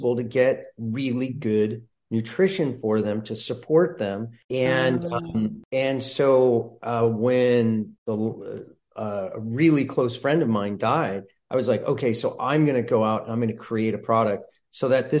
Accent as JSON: {"language": "English", "town": "Santa Barbara", "region": "California", "country": "United States", "tie": "born or raised there", "also_born_or_lived": "Colorado", "said": "born and raised in Santa Barbara"}